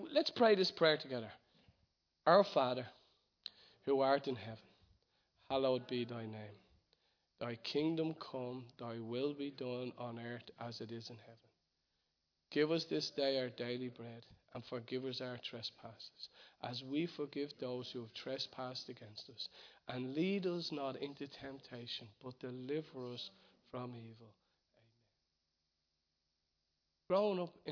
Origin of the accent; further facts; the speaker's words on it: Ireland; as an Irishman